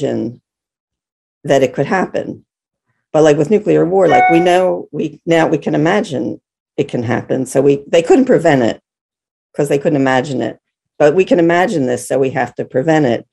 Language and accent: English; Philadelphia, Pennsylvania, United States; I'm from Philadelphia